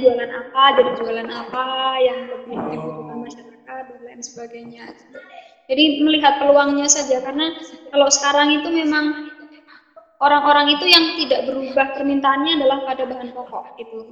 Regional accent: Pringkuku, Pacitan, East Java, Indonesia; daerah saya, Pringkuku

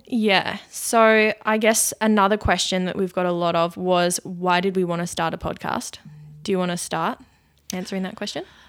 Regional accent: Launceston, Tasmania, Australia; moved away as an adult; also born or lived in Brisbane; I was born in Launceston. I lived, grew up there.

